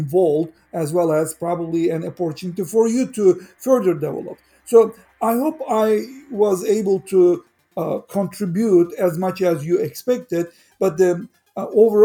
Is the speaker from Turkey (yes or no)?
yes; Turkey; now in United States; I'm a Turkish citizen as well as a US citizen. I grew up in Turkey